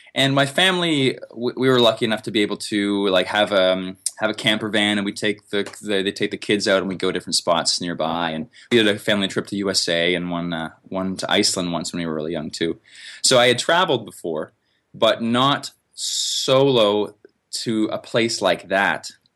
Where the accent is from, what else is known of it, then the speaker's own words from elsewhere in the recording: Canada; I'm from Canada. And here we have lots of forest